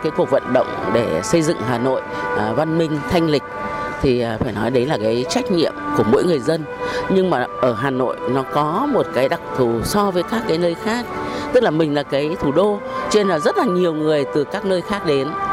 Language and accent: Vietnamese; Hanoi, Vietnam; ở Hà Nội đến bây giờ là là người Hà Nội đã gần 70 năm rồi. Cho nên là luôn luôn tự hào mình là người Hà Nội